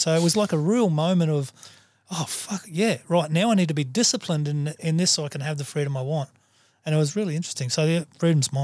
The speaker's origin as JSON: {"language": "English", "country": "Australia", "said": "I'm a human before I'm an Aussie"}